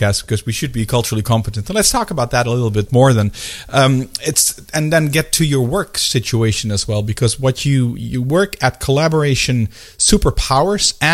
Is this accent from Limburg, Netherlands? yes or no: no; Amsterdam, North Holland, Netherlands; I was born and raised in Amsterdam